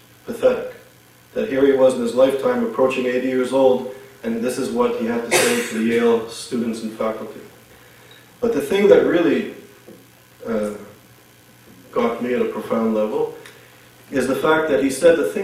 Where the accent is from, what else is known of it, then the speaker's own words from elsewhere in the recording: Montreal, Quebec, Canada; I grew up in Montreal